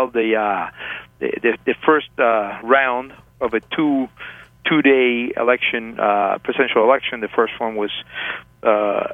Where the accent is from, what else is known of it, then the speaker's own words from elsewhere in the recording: Havana, Cuba; moved away; also born or lived in Paris / Hong Kong; I was born in Havana, Cuba